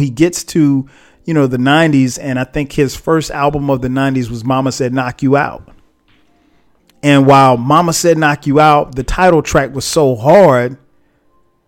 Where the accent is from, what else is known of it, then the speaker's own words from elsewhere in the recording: South Carolina, United States; for a kid like me growing up in South Carolina